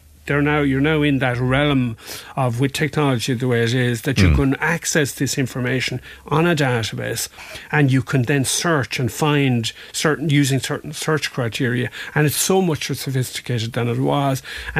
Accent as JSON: {"language": "English", "country": "Ireland", "said": "a national being an Irish court, because obviously we're part of the EU, we still are anyway, but we're part of the EU"}